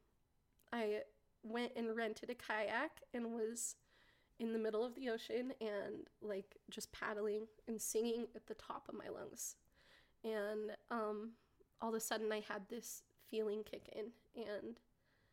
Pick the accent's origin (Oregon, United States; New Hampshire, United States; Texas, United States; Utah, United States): Utah, United States; Salt Lake City; I'm from Salt Lake